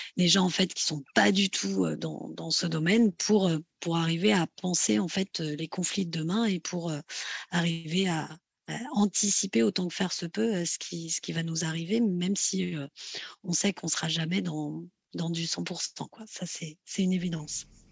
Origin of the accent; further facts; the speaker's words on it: France; chez nous en France